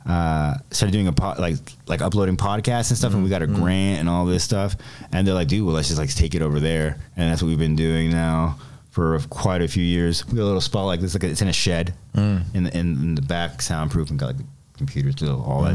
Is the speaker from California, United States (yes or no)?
yes; Los Angeles, California, United States; I'm an American citizen. I was born